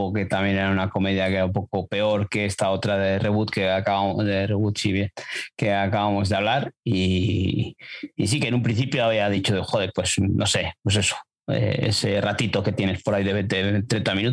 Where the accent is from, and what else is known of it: Castile, Spain